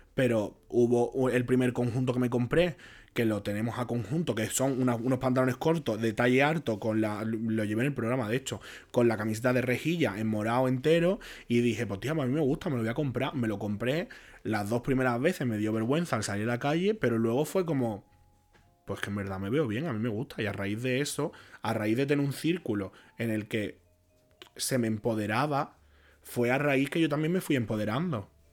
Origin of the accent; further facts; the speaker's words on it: Jerez de la Frontera, Andalusia, Spain; moved away as an adult; also born or lived in Barcelona; yo salí de, allí de, Jerez, que me fui a Barcelona a estudiar periodismo